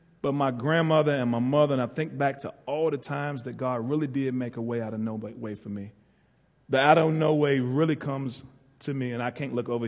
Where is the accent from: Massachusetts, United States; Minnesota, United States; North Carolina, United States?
North Carolina, United States; Ahoskie; moved away as an adult; I'm from Ahoskie, North Carolina, northeastern part.